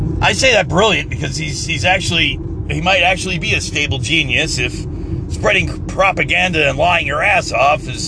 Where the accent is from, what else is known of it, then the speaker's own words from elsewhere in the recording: United States; as an American